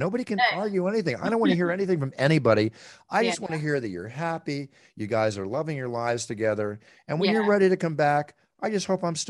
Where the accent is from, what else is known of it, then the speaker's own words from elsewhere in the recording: Malibu, California, United States; I come from Malibu where I grew up with brush fires my whole life.